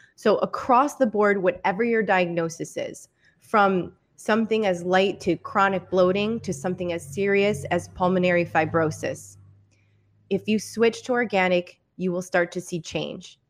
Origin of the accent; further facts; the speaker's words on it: Michigan, United States; I'm from Michigan